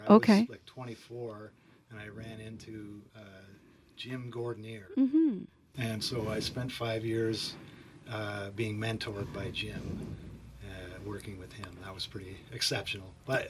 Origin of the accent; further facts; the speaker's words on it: Kingston, Ontario, Canada; moved away as an adult; also born or lived in Victoria; now in Peterborough, Canada; We were from Kingston.